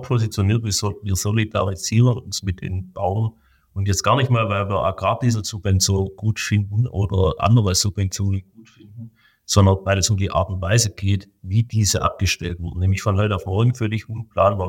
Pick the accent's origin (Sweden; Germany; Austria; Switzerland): Germany